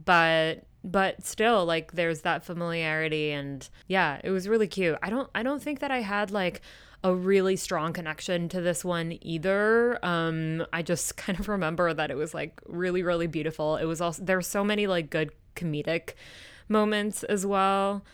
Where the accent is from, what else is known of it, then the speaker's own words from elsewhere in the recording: Kyoto, Japan; growing up in Japan, specifically in Kyoto